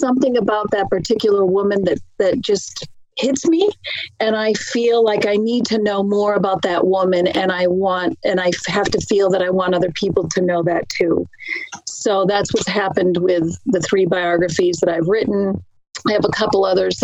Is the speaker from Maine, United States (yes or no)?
yes; Maine, United States; I grew up in Maine, in a mill town